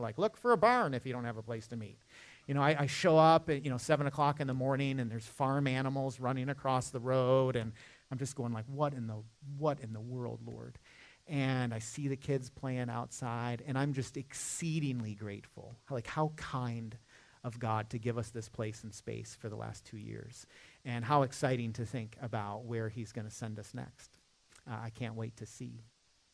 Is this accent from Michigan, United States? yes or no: yes; Michigan, United States; now in Charlotte, United States; I'm not a Southerner by birth. You know, I'm kind of adopted into the family. I'm from Michigan, where it actually snows